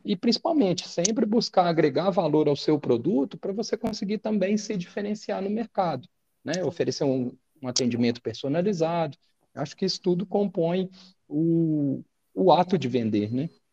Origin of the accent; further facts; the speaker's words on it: Minas Gerais, Brazil; nós somos mineiros